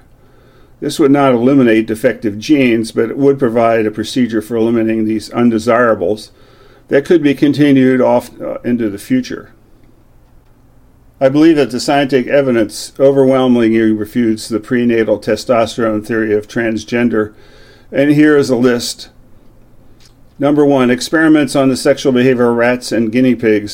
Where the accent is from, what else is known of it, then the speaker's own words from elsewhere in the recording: New Jersey, United States; my home state of New Jersey